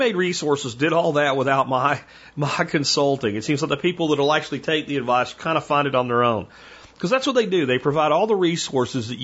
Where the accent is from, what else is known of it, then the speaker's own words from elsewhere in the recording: Pennsylvania, United States; moved away; That's winter where I come from, folks, and I come from Pennsylvania